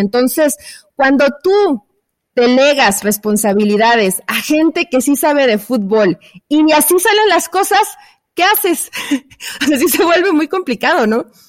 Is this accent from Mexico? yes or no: yes; Mexico; yo como mexicana